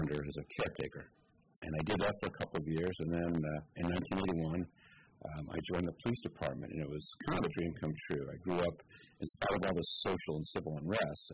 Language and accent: English; San Francisco, California, United States; moved away as an adult; now in Sonoma County, United States; my origin story starts in San Francisco, where I was born and raised